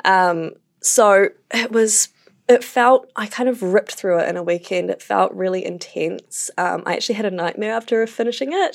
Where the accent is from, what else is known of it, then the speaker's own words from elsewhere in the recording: Wellington, New Zealand; moved away; I'm from Wellington